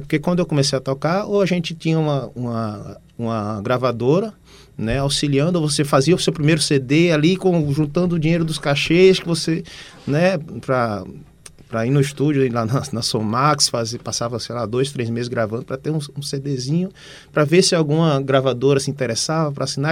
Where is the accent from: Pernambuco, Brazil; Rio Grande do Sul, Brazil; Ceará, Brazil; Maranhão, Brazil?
Pernambuco, Brazil; Recife; eu sou daqui de Recife mesmo, da Boa Vista